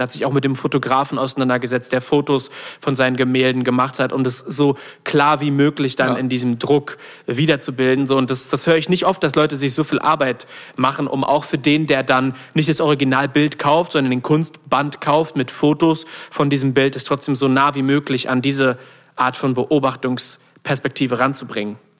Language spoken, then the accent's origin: German; not far from Solingen, North Rhine-Westphalia, Germany; aus der Nähe von Solingen kommen, was nicht so weit von da weg ist, wo ich aufgewachsen bin